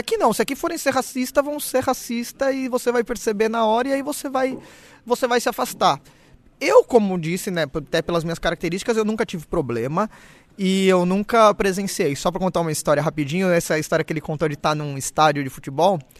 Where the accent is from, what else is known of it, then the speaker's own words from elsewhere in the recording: Brazil; moved away; eu sou brasileiro